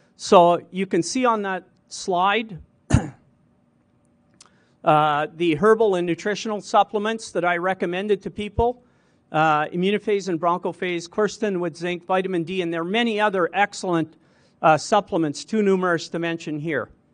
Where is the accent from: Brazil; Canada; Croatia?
Canada; St. Brieux, Saskatchewan; born and raised in Saint Bruce, Saskatchewan